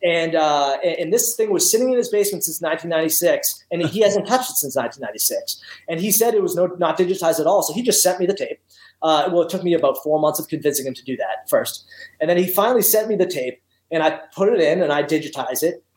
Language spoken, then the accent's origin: English; Massachusetts, United States; I'm from Massachusetts, and I was born and raised in Massachusetts